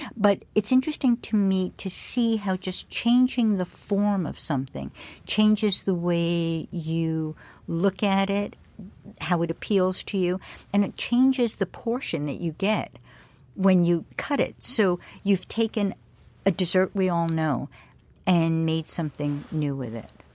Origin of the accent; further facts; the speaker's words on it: New York, United States; as a New Yorker